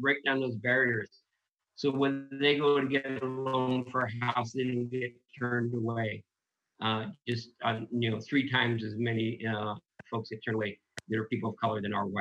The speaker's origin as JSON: {"language": "English", "town": "Oakland", "region": "California", "country": "United States", "tie": "born or raised there", "moved": "yes", "lives_now": "Washington, United States", "said": "I grew up in East Oakland, California, and I come from a Mexican-American family"}